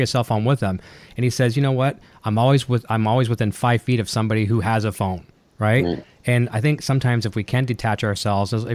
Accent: Canada; I'm from Canada. I'm in Canada

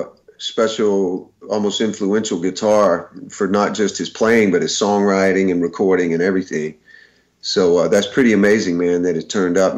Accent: the South, United States; Growing up in the South, there were so many amazing guitar players in all of those great Southern bands.

